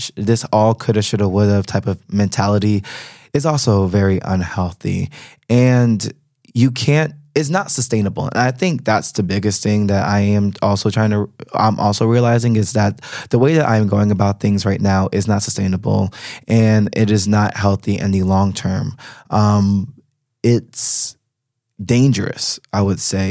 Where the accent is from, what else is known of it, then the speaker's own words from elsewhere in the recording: United States; moved away as an adult; now in Berlin, Germany; as an American citizen